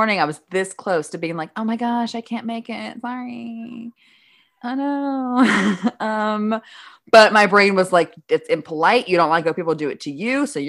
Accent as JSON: {"language": "English", "region": "Midwest", "country": "United States", "said": "I'm from the Midwest."}